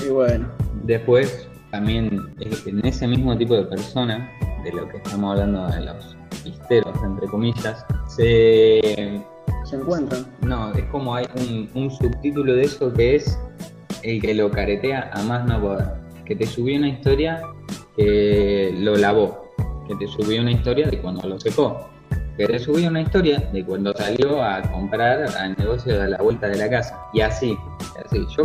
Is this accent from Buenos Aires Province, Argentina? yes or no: yes; Bahía Blanca, Buenos Aires Province, Argentina; los que somos de Bahía